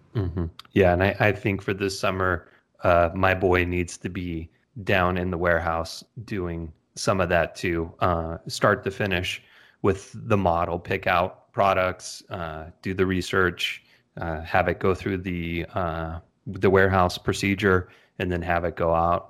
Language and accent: English; California, United States; born and raised in California